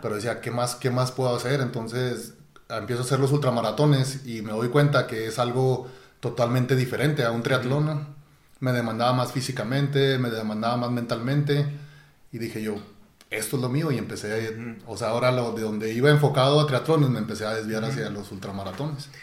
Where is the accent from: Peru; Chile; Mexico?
Mexico; Chihuahua; yo fui criado, bueno, nací aquí en Chihuahua, pero fui criado en un rancho